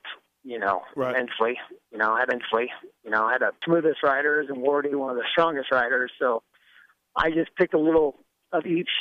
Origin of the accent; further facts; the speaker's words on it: Northern California, United States; also born or lived in Orange County, California; I grew up in Northern California until I was like 12, till I moved down to Southern California